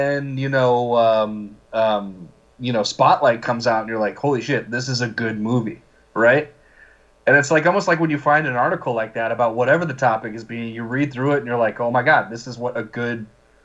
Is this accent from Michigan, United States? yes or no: no; Glen Ellyn, Illinois, United States; I grew up in Glen Ellyn, Illinois